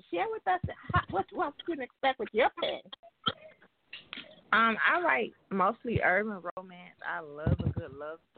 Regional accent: York, Alabama, United States; now in Tuscaloosa, United States; I'm originally from York, Alabama, but now I reside in Tuscaloosa

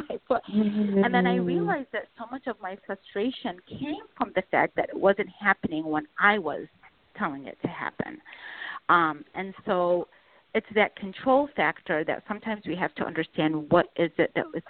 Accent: Baghdad, Baghdad Governorate, Iraq; moved away; where I was born in Baghdad

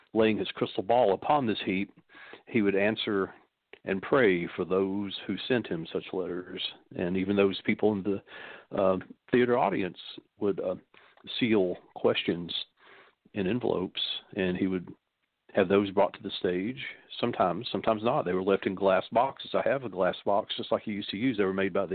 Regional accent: Knoxville, Tennessee, United States; being born a Southerner in my particular family

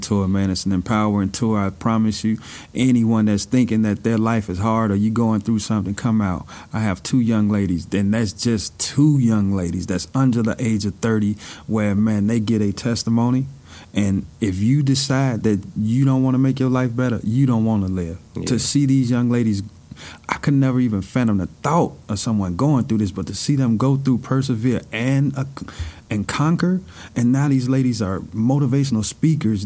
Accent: Chicago, Illinois, United States; growing up in Chicago, you know, I had both of my parents

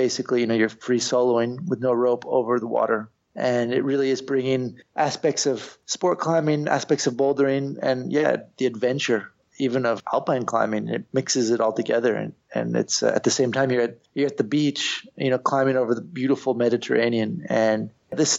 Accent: Santa Cruz, California, United States; moved away as an adult; now in Spain; I'm from Santa Cruz. I grew up on the beach.

